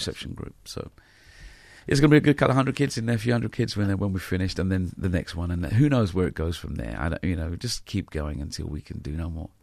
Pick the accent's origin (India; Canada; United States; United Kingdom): United Kingdom; London